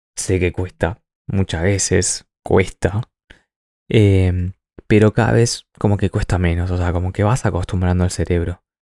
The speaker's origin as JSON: {"language": "Spanish", "country": "Argentina", "moved": "as an adult", "lives_now": "New Zealand"}